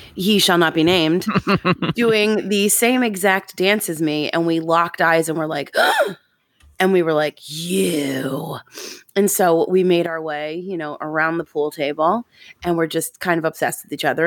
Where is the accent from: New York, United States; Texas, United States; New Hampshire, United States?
New York, United States; Long Island; I grew up on Long Island